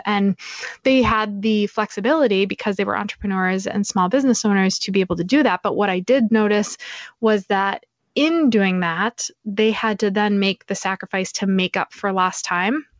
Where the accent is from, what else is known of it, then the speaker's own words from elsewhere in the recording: New Hampshire, United States; also born or lived in Boston; I grew up in New Hampshire